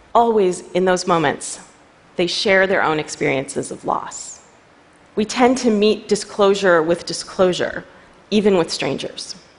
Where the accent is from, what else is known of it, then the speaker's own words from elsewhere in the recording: New York City, New York, United States; I'm a New Yorker